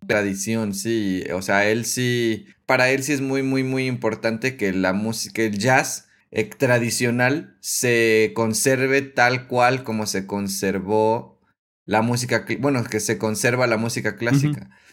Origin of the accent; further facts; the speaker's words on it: Mexico; a mí como mexicano